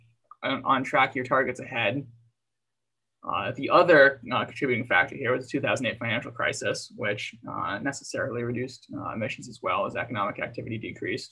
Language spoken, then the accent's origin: English; United States; I'm an American